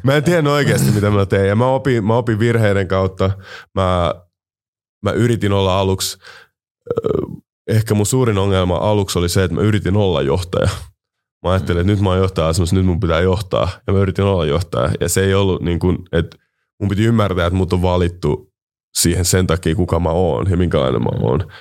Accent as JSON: {"language": "Finnish", "country": "Finland", "tie": "born or raised there", "said": "mä oon kasvanut Suomessa"}